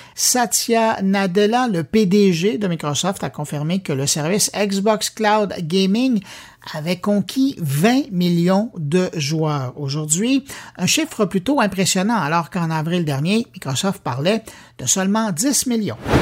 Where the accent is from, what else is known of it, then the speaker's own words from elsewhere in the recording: Quebec, Canada; chez nous, au Québec